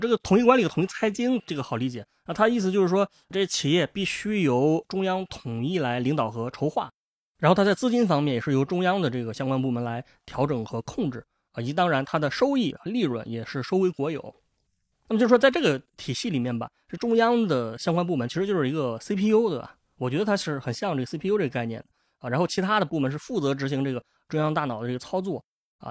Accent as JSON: {"language": "Chinese", "region": "northern China", "country": "China", "said": "作为一个北方人"}